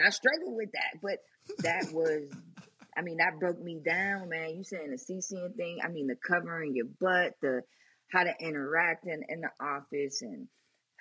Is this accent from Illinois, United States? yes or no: no; Pittsburgh, Pennsylvania, United States; moved away as an adult; also born or lived in Atlanta; I'm from Pittsburgh